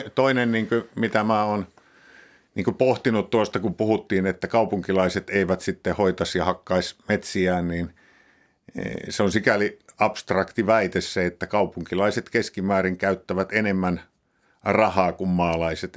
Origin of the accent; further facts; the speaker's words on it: Pudasjärvi, North Ostrobothnia, Finland; moved away; Mä, mä siellä Pudasjärvellä, missä, mistä mä oon lähtöisin